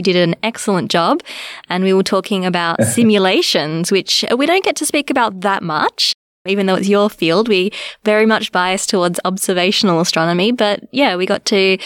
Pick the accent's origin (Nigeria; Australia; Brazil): Australia; now in South Africa; as an Australian